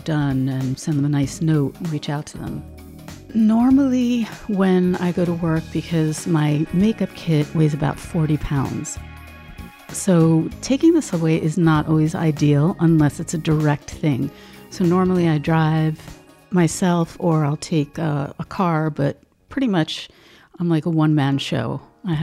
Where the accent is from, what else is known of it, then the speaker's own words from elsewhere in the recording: New York City, New York, United States; in my home growing up in Brooklyn